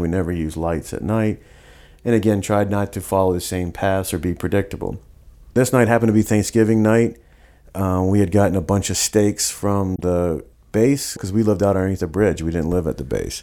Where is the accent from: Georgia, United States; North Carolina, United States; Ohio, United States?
Georgia, United States; Savannah; growing up in Savannah and growing up in more of like a working class family